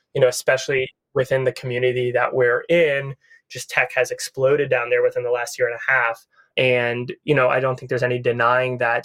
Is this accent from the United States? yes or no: yes; Needham, Massachusetts, United States; now in Los Angeles, United States; I'm from Massachusetts originally. I grew up in a suburb of Boston called Needham